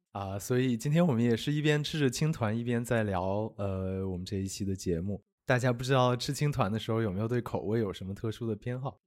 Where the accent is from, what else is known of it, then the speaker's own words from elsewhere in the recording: Sichuan, China; now in Beijing, China; 我是四川人